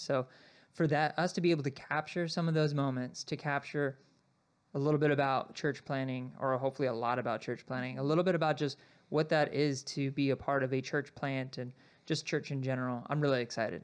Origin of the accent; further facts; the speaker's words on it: Sierra Vista, Arizona, United States; I grew up in Arizona, so I was born and raised in Sierra Vista